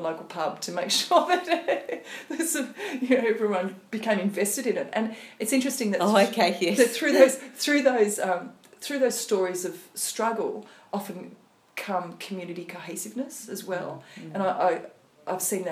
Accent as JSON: {"language": "English", "area": "the Riverina", "region": "New South Wales", "country": "Australia", "tie": "born or raised there", "moved": "yes", "lives_now": "Port Stephens, Australia", "said": "so I grew up in the Riverina and obviously now I'm in Port Stephens"}